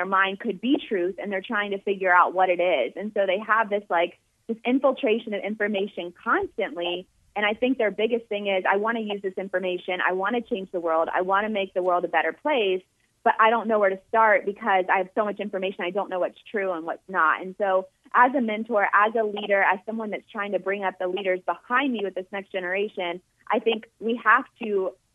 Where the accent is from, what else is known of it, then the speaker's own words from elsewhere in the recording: Jacksonville, Florida, United States; I worked in sports for about 2 years in my hometown in Jacksonville, Florida